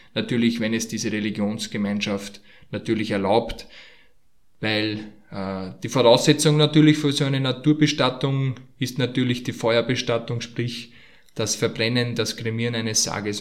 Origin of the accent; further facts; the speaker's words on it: Austria; bei uns in Österreich